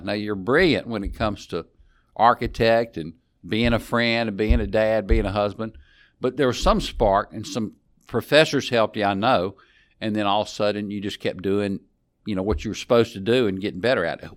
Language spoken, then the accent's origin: English; West Monroe, Louisiana, United States; We are both from West Monroe